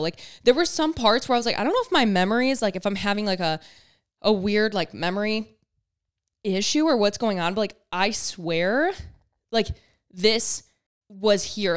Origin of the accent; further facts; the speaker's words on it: Michigan, United States; I'm from Michigan